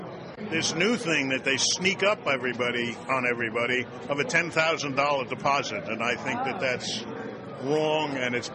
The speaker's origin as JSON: {"language": "English", "town": "Scottsdale", "region": "Arizona", "country": "United States"}